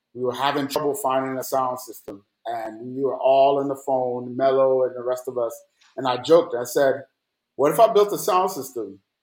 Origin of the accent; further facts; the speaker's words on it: Jamaica; also born or lived in New York; now in Atlanta, United States; growing up in Jamaica